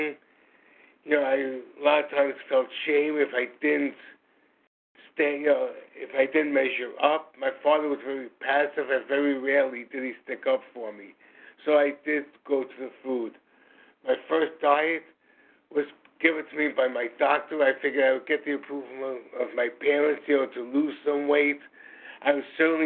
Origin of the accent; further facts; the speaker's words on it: New York City, New York, United States; I'm from New York City